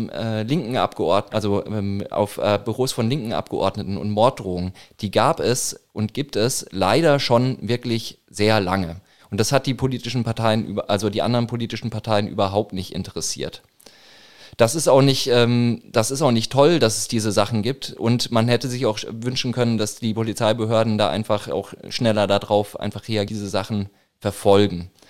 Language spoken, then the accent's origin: German; Würzburg, Bavaria, Germany; Ich komme aus Würzburg, ähm, im Norden von, also Norden von Bayern, Franken.